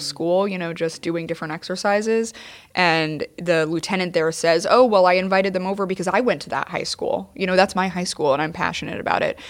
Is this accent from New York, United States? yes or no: yes; New York City, New York, United States; a New Yorker and a member of the F D N